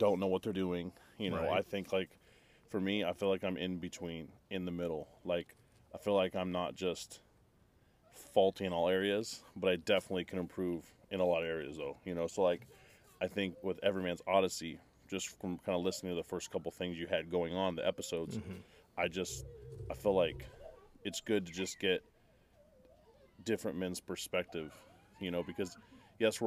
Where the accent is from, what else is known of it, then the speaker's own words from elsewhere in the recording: Southern California, United States; now in Texas, United States; I grew up in Southern California, born and raised